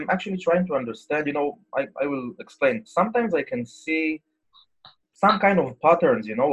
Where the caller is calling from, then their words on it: Israel; I'm calling from Israel, actually.